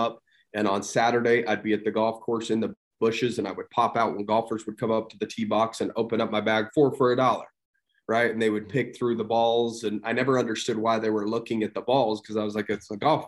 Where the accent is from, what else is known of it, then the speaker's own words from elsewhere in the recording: St. George, Utah, United States; grew up in St. George, Utah, small town. It's grown quite a bit since I was younger, still live here